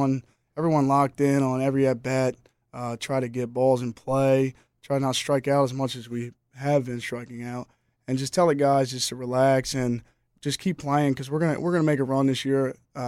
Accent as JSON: {"language": "English", "town": "Rehoboth Beach", "region": "Delaware", "country": "United States", "said": "I heard his name just throughout Delaware because I'm from Rehoboth Beach, Delaware, so I knew of Billy"}